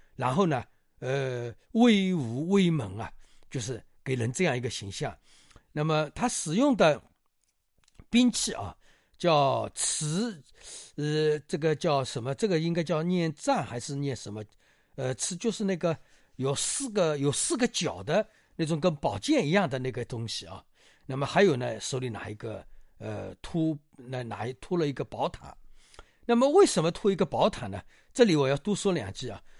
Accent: China; 我们中国人

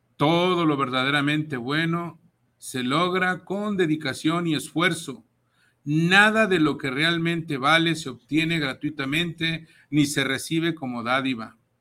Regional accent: Jalisco, Mexico; la zona Jalisco es mi, es mi cuna, es donde yo nací

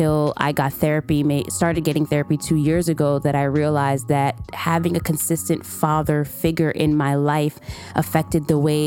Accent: New York City, New York, United States; also born or lived in Massachusetts; born and raised in Brooklyn, New York

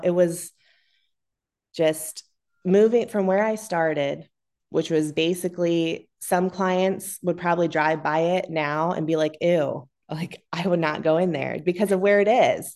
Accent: Massillon, Ohio, United States; I grew up in Massillon

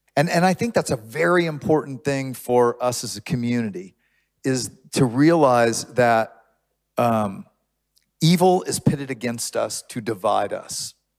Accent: Houston, Texas, United States; now in Austin, United States; I grew up in Houston when Houston was not diverse

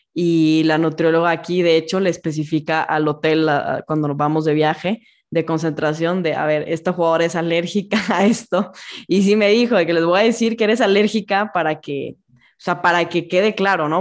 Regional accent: Monterrey, Nuevo León, Mexico; yo que soy de Monterrey

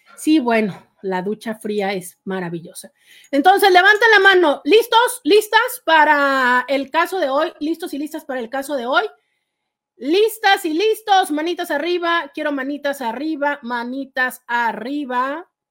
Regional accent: Mexico; No, soy de México, vivo en la ciudad de Tijuana, en la frontera norte con Estados Unidos

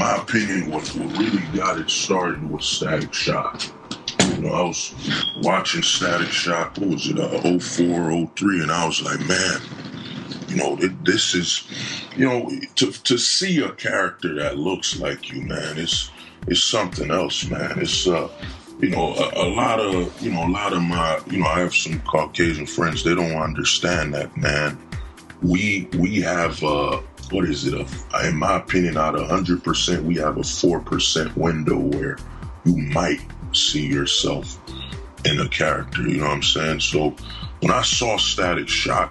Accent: New Jersey, United States; I'm from Jersey, I can, you know, I know more of the locations, you know, from Essex County to Union County

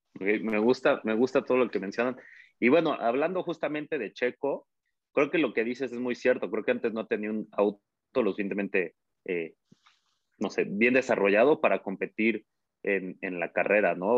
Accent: Mexico; nos emociona a nosotros como aficionados mexicanos

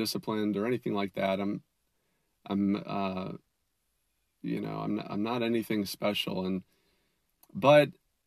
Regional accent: Minnesota, United States; I grew up in Minnesota

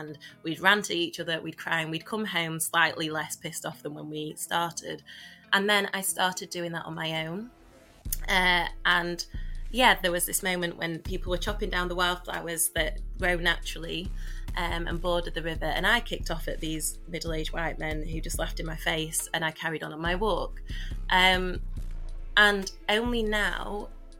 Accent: Doncaster, Yorkshire and the Humber, United Kingdom; a really working-class kid growing up in Doncaster

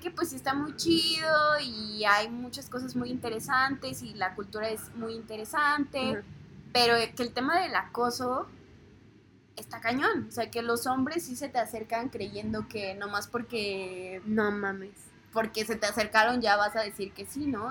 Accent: Mexico; como mexicanos también exportamos cultura

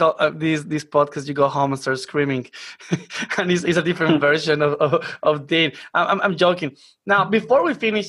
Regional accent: Colombia; now in Australia; I'm Colombian

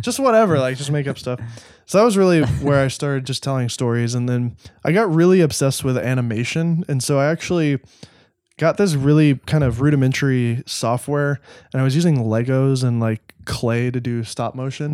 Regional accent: Nashville, Tennessee, United States; also born or lived in Los Angeles; I grew up in Nashville. I was only two when we moved.

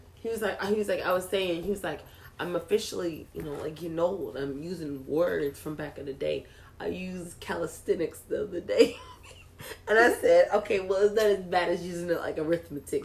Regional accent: Texas, United States; I'm just from Texas.

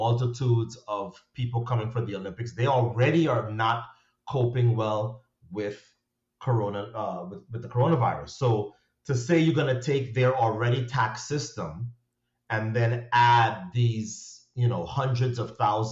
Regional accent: Trinidad & Tobago; growing up in Trinidad, where the standard of education is extremely high

